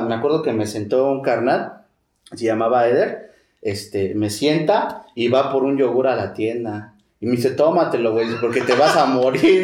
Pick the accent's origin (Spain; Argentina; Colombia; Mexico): Mexico; Mexico City; also born or lived in Tlalnepantla; Yo me crié ahí en Iztapalapa